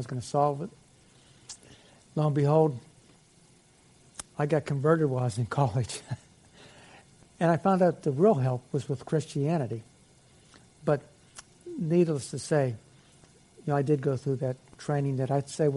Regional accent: Aliquippa, Pennsylvania, United States; I was raised in Aliquippa, Pennsylvania

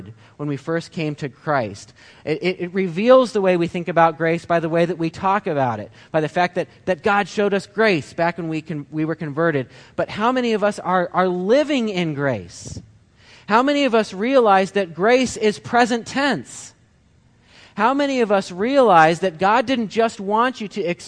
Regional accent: Ohio, United States; now in Michigan, United States; We're from Ohio

